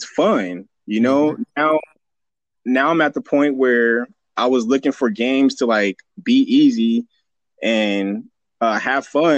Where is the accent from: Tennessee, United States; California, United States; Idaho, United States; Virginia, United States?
California, United States; the High Desert; also born or lived in Fontana, California; I moved from Fontana in the middle of second grade to the high desert